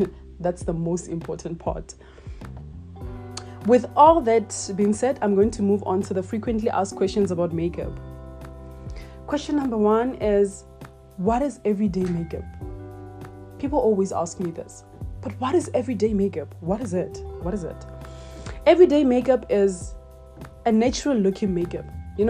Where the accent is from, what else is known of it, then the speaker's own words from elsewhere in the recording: Matibela, Limpopo, South Africa; I'm 23 years old and I'm from Matibela in the Limpopo province.